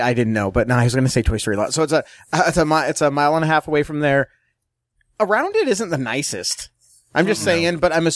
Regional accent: Southern California, United States; we're from California, the 57

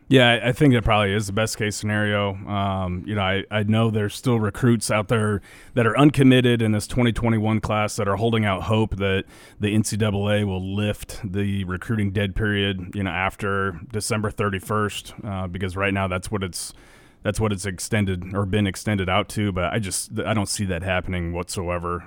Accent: Nebraska, United States; we grew up in Nebraska

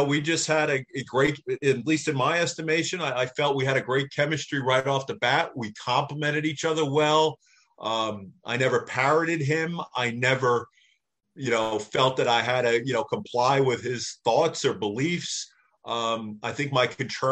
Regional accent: Northeast, United States; I grew up in the Northeast

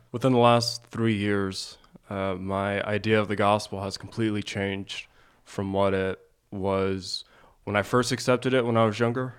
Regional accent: Springfield, Ohio, United States; I grew up in Ohio, Springfield, Ohio

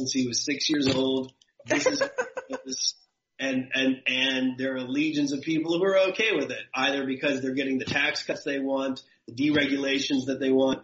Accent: United States; being American

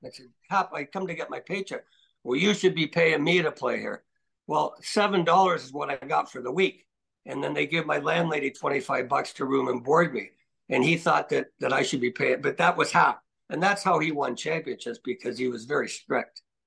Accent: Toronto, Ontario, Canada; I grew up in East End, you know, Highland Creek, East End, Scarborough.

